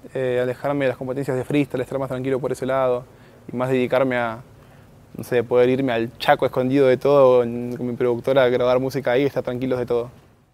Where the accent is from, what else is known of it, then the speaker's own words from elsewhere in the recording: Morón, Buenos Aires Province, Argentina; Yo vengo de Morón, barrio Texadar, que sería como en el fondo, un poquito más atrás ya pasa de ciudad, así que es en el fondo fondo